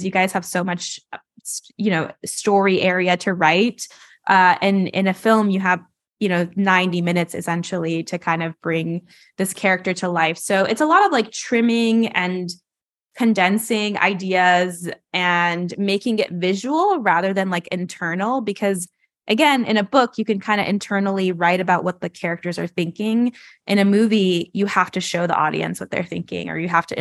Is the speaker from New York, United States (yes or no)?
no; Los Angeles, California, United States; I'm from Los Angeles